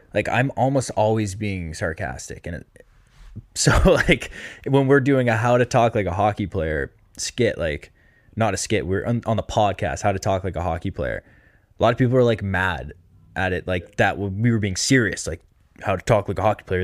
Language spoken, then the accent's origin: English; Massachusetts, United States; I'm from Mass